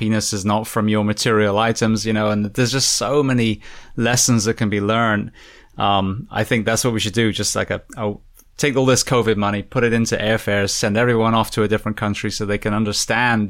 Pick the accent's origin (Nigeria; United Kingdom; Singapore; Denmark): United Kingdom; England; now in United States; I'm from England